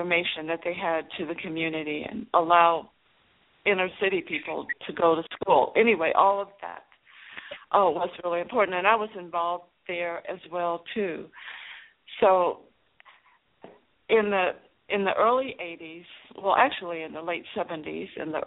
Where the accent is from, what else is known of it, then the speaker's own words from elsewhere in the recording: Chicago, Illinois, United States; I'm from Chicago. That's where I was born and raised, in Chicago